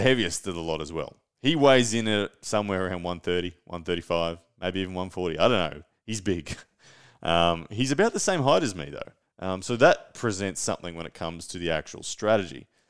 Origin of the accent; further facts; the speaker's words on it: Brisbane, Queensland, Australia; to Brisbane, to my hometown.